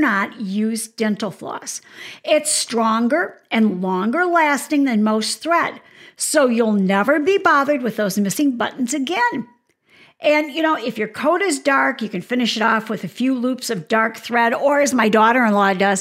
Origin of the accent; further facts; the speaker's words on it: Michigan, United States; now in Arizona, United States; Now, I live in Arizona, so fortunately, I don't have to shovel snow, but I'm from Michigan